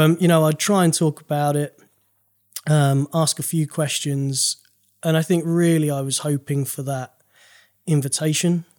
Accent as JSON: {"language": "English", "town": "Maidstone", "region": "South East England", "country": "United Kingdom", "said": "I'm from Maidstone in Kent."}